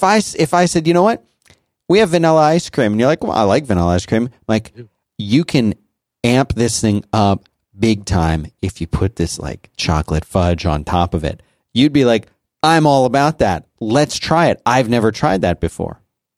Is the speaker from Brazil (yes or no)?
yes; Brazil; English is a second language; from Brazil.